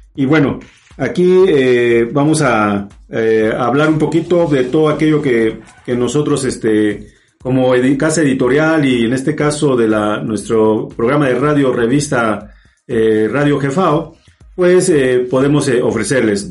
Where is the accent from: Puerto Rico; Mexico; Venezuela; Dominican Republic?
Mexico; somos, somos mexicanos